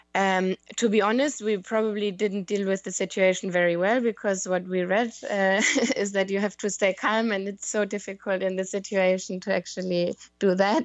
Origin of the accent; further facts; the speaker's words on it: Germany; moved away as an adult; now in London, United Kingdom; I live in London, in the U K, but I'm from Germany